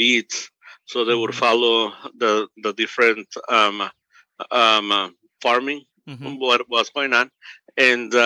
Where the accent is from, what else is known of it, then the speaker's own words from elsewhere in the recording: Mexico; now in United States; I'm from Mexico. I was born in Mexico, and I'm 1.5, which is I came to the United States before I was 15.